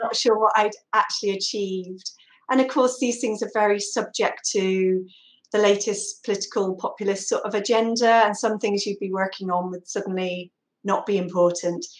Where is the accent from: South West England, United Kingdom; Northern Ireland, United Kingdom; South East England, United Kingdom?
South West England, United Kingdom; Somerset; now in Exmouth, United Kingdom; I'm from Somerset